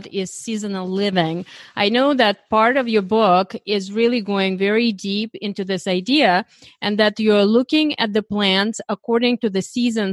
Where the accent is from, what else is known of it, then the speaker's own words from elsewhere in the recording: Ukraine; moved away; I was born in Eastern Europe in Ukraine